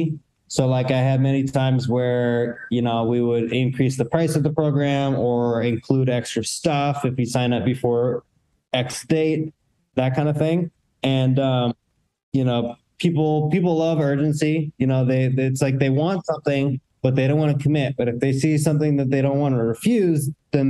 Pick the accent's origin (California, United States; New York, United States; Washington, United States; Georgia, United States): Washington, United States; Seattle; my hometown, Seattle